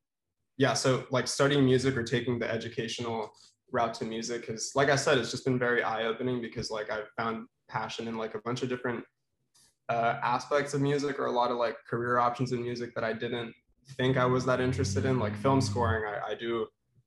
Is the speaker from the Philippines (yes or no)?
yes; Philippines; moved away as an adult; now in Boston, United States; I'm also from the Philippines, or at least, grew up there.